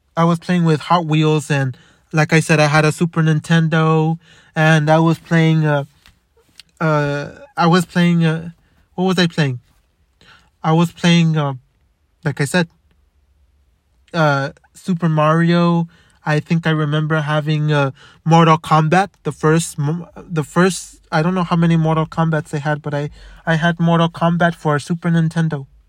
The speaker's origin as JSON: {"language": "English", "town": "Los Angeles", "region": "California", "country": "United States", "tie": "born or raised there", "also_born_or_lived": "Montebello, California", "said": "I was born in Boyle Heights. In White Memorial."}